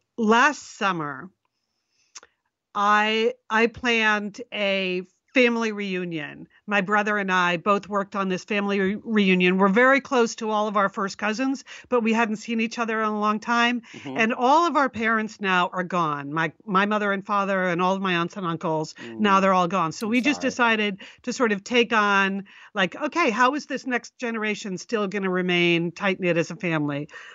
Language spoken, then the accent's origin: English; Connecticut, United States; in Connecticut.